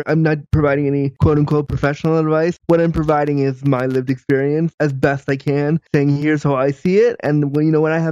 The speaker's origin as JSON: {"language": "English", "area": "Orange County", "region": "California", "country": "United States", "tie": "born or raised there", "said": "I actually was born in LA. I was born in Orange County"}